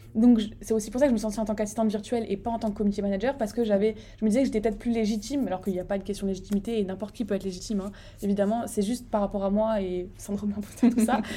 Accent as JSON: {"language": "French", "town": "Strasbourg", "region": "Grand Est", "country": "France", "tie": "born or raised there", "said": "je vis à Strasbourg, donc j'ai grandi à Strasbourg"}